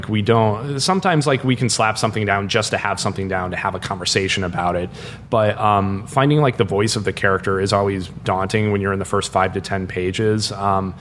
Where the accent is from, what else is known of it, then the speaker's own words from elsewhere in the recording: Iowa, United States; we grew up in Iowa